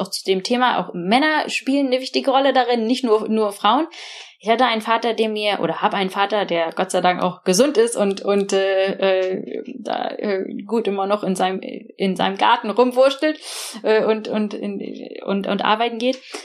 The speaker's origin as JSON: {"language": "German", "country": "Germany", "moved": "as an adult", "lives_now": "Oxford, United Kingdom", "said": "Englisch war nicht meine meine Muttersprache und ich konnte auch nicht so besonders gut Englisch und ich war auch schon durch dieses deutsche System sehr geprägt"}